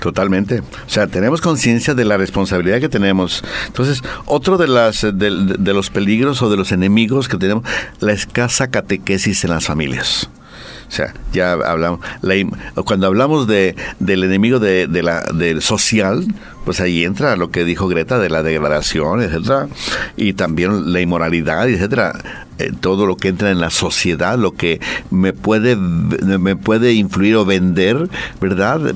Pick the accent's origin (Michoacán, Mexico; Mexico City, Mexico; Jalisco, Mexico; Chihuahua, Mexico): Jalisco, Mexico; Guadalajara; yo soy de Guadalajara